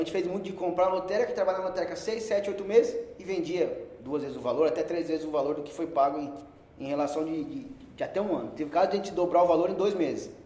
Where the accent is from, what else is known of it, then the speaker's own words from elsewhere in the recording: São Paulo, Brazil; Nasci em São Paulo, é, filho de comerciante, meu pai sempre teve padaria. Tá. Então, cresci vendo meu pai de segunda a segunda